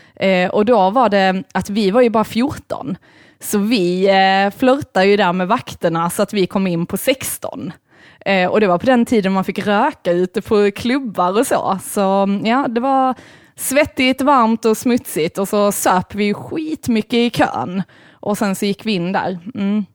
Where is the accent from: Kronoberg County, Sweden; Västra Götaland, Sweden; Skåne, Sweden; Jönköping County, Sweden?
Skåne, Sweden; Malmö; also born or lived in Lund; jag är ju ändå uppväxt i Malmö